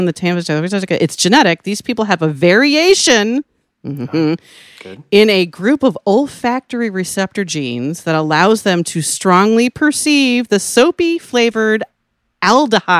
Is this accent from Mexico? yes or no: no; Ireland; now in California, United States; I am Irish. I'm from an island. It's just not a tropical one.